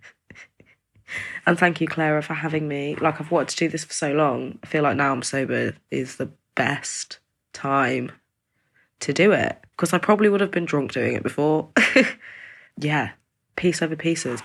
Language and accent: English; East Midlands, United Kingdom; I'm from the East Midlands in England